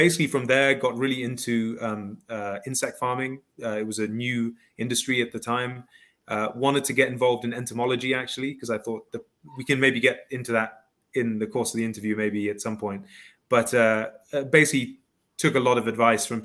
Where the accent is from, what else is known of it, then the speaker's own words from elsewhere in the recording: Kenya; also born or lived in South Africa / Ivory Coast; I, I, grew up in africa um, Kenya, South Africa, the Ivory Coast, sort of traveled around.